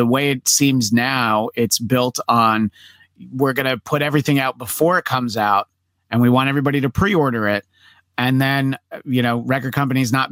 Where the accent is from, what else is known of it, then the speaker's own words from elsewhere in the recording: New York, United States; now in Los Angeles, United States; I'm from New York originally